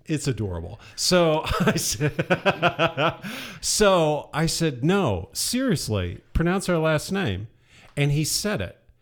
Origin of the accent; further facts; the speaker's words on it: Southeast Ohio, United States; also born or lived in Indiana; I was born in Southeast Ohio